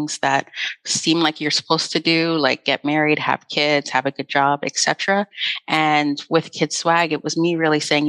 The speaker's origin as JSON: {"language": "English", "country": "Canada", "tie": "born or raised there", "said": "Growing up in Canada"}